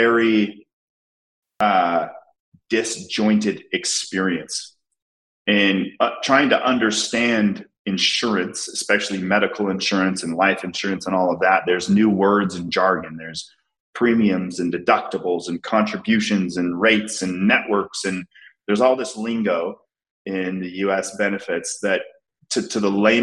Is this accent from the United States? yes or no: yes; Salt Lake City, Utah, United States; I was born and raised in Salt Lake City, Utah.